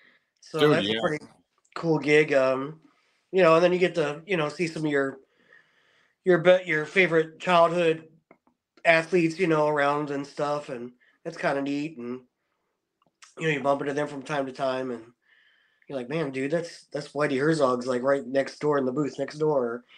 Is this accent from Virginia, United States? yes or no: no; Potosi, Missouri, United States; Yeah, I grew up in Potosi, about an hour south.